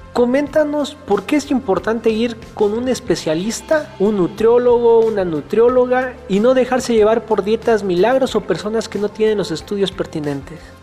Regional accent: Teopisca, Chiapas, Mexico; nosotros somos del estado de Chiapas, de un municipio que se llama Teopisca

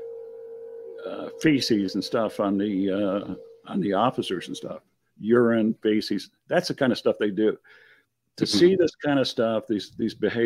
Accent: Michigan, United States; I'm from Michigan

